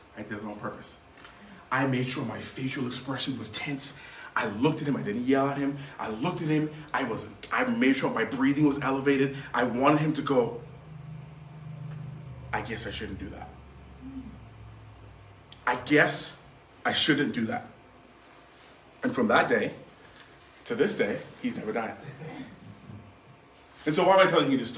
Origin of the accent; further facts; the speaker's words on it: Bahamas; moved away; I grew up in the Caribbean in the Bahamas